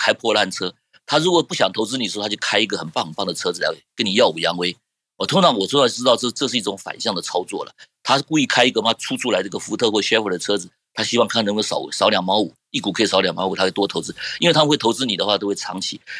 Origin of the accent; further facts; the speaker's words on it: China; 我就发现我们中国人过得好苦。